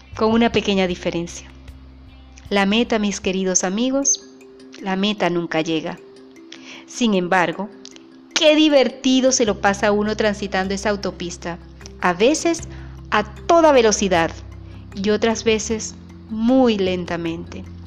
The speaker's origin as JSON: {"language": "Spanish", "country": "Venezuela", "said": "Soy venezolana, vivo en un pequeño pueblo llamado Paraguaná"}